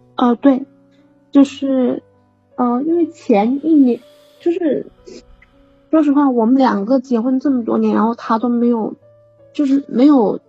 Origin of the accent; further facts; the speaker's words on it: Guangdong, China; moved away as an adult; also born or lived in Jiangxi; 我是广东的